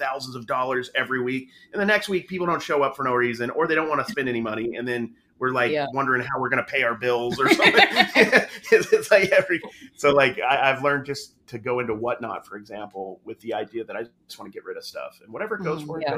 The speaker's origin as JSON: {"language": "English", "region": "Utah", "country": "United States", "tie": "born or raised there", "said": "I grew up in Utah Mormon"}